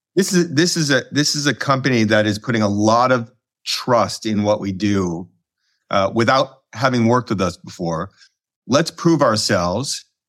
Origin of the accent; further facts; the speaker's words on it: Chicago, Illinois, United States; moved away as an adult; also born or lived in London / Colorado / New York; current, uh, Chicago resident and born and raised in Chicago